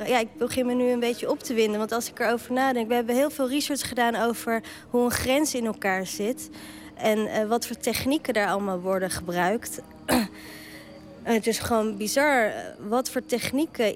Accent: The Hague, South Holland, Netherlands; accent: Haags; ik ben natuurlijk gewoon geboren en getogen in Den Haag en dat hoor je ook wel

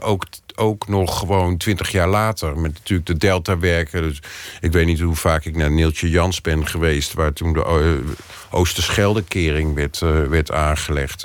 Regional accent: Netherlands; ik ben gewoon Nederlander

